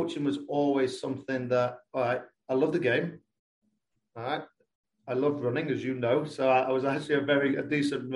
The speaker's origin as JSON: {"language": "English", "area": "Lincolnshire", "region": "East Midlands", "country": "United Kingdom", "also_born_or_lived": "North Carolina", "accent": "English", "moved": "as an adult", "lives_now": "Kentucky, United States", "said": "I am from Lincolnshire in England, so on like the East Coast"}